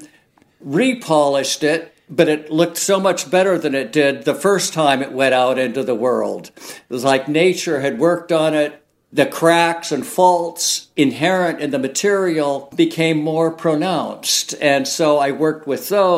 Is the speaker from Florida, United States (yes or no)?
no; Oregon, United States; growing up in Oregon and spending a lot of time on the coast